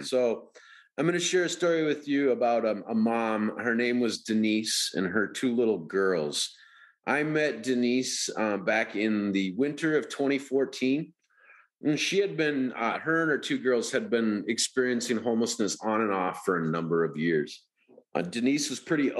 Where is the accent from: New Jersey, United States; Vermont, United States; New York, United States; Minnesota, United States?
Minnesota, United States; Minneapolis; I grew up here in the Twin Cities.